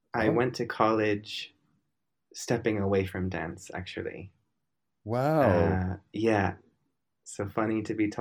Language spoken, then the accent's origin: English; Minnesota, United States; moved away; I was born and raised in Minnesota